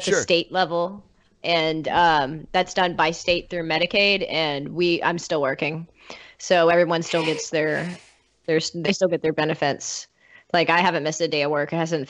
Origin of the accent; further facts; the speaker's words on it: Peoria, Illinois, United States; moved away; I grew up in Peoria, so it would snow from, I don't know, from like December to like February-ish.